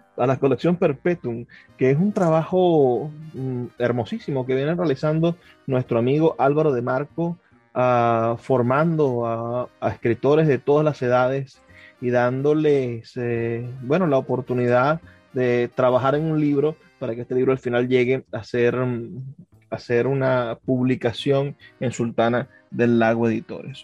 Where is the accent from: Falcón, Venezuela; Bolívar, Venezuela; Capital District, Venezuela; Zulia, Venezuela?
Zulia, Venezuela; Maracaibo; yo soy de Maracaibo